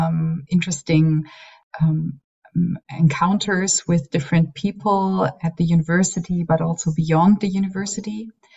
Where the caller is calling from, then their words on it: Tübingen, Baden-Württemberg, Germany; I'm calling from Tübingen